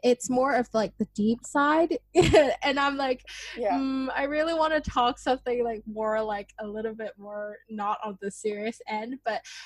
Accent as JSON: {"language": "English", "country": "Hong Kong", "tie": "born or raised there", "said": "I'm born in Hong Kong, I'm from Hong Kong"}